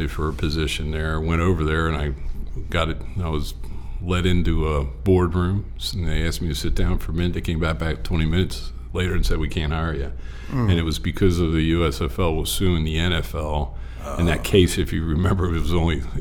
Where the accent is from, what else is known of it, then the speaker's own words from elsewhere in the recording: New Jersey, United States; moved away; also born or lived in Greensboro, North Carolina; I'm a Southerner at heart, being from Exit 4 in the Jersey Turnpike from South Jersey